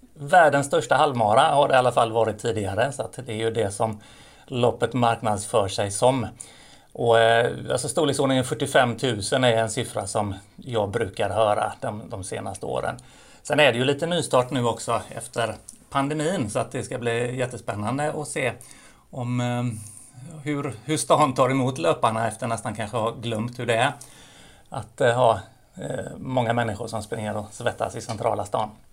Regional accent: Gothenburg, Västra Götaland, Sweden; som göteborgare, ta emot en massa människor som kommer till vår vackra stad

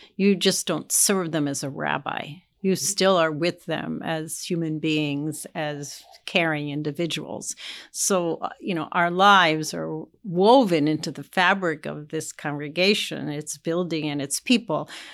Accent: East Coast, United States; moved away as an adult; now in Indianapolis, United States; I was from the East Coast

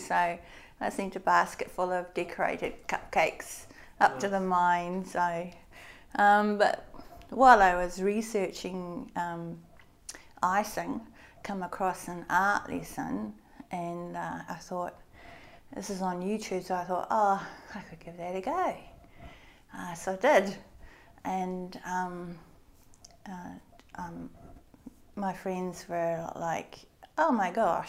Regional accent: Christchurch, Canterbury, New Zealand; also born or lived in Reefton; I was born in Christchurch, and I've lived here until I was, age. I lived here for ages

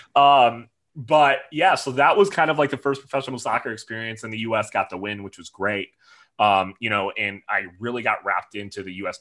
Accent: near Detroit, Michigan, United States; moved away as an adult; also born or lived in Minnesota; now in Nashville, United States; I was actually born and raised in Michigan, mm -hmm. near the Detroit, Michigan area

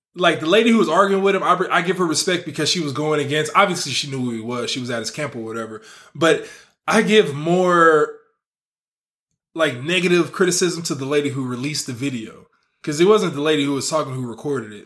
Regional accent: the Bay Area, California, United States; now in Las Vegas, United States; I'm from the Bay

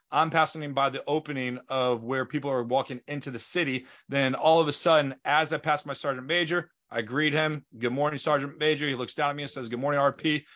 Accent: St. Louis, Missouri, United States; We grew up in Saint Louis

